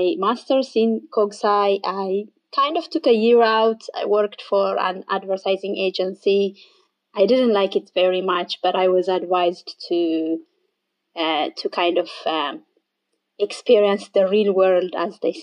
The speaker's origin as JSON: {"language": "English", "country": "Ethiopia", "moved": "as an adult", "lives_now": "Ireland", "said": "I am from Ethiopia originally"}